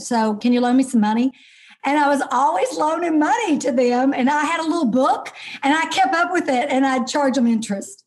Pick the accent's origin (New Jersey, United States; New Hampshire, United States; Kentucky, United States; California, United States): Kentucky, United States; moved away as an adult; also born or lived in Dallas, Texas; now in Texas, United States; I am actually an ordinary girl from Kentucky.